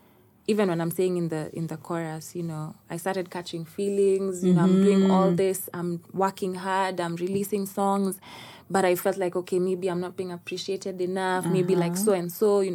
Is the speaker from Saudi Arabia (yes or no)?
no; Kenya; As a Kenyan artist